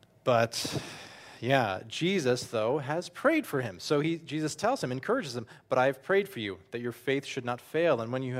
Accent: New Jersey, United States; also born or lived in Toms River; now in Austria; I grew up in North Jersey. I grew up and lived here for years too in Ocean County and down in Toms River

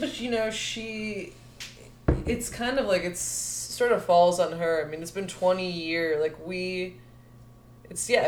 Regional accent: Chicago, Illinois, United States; also born or lived in Buffalo Grove, Illinois; I'm from West Rogers Park originally

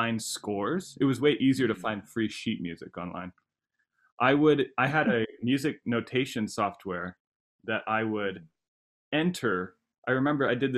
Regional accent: San Luis Obispo, California, United States; I grew up in San Luis Obispo

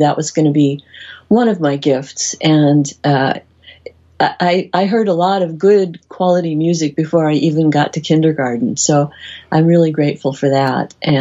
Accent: Midwest, United States; I grew up in the Midwest in a very large family

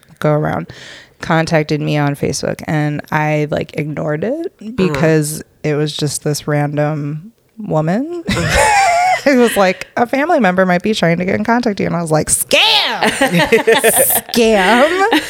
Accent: Atlanta, Georgia, United States; born there; I was born in Atlanta.

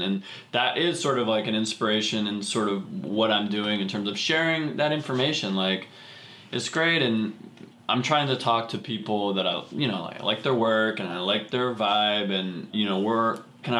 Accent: Seattle, Washington, United States; moved away; I'm from Seattle.

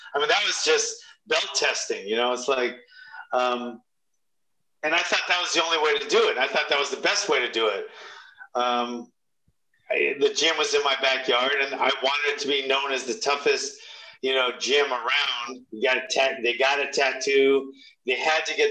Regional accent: Hawaii, United States; I'm from Hawaii

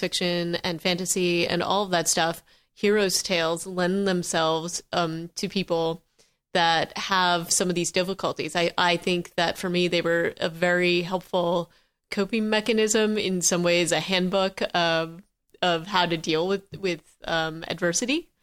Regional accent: Vermont, United States; I grew up in Vermont

